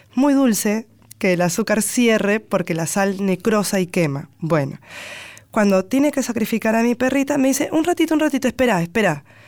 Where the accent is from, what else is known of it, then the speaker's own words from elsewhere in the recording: Lima, Peru; accent: Lima tonadita; moved away as an adult; now in Buenos Aires, Argentina; defiendo mi toradita limeña